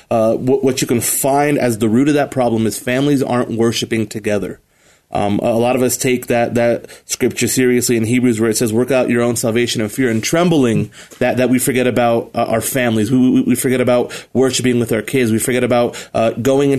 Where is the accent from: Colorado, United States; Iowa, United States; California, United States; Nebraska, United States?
Colorado, United States; Colorado Springs; I grew up here in Colorado Springs. I'm a native